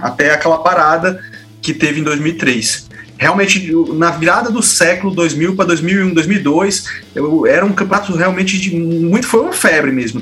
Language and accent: Portuguese; Ceará, Brazil; also born or lived in São Luís, Maranhão; a gente aqui no, no Nordeste